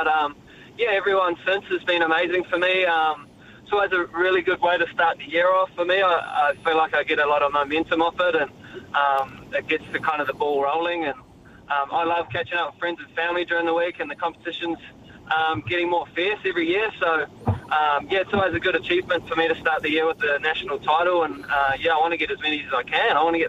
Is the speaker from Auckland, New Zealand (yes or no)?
no; Raglan, Waikato, New Zealand; Growing up in Raglan, I obviously go left quite often